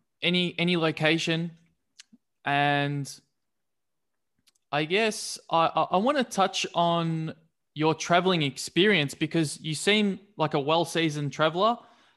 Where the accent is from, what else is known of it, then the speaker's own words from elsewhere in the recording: Melbourne, Victoria, Australia; I'm from Melbourne, Australia